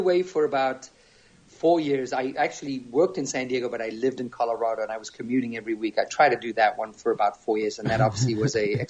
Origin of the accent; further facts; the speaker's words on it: Zambia; accent: a little English, a little South African; moved away; also born or lived in South Africa; So born and raised in Zambia in Africa, probably a nation that most people don't know where it is.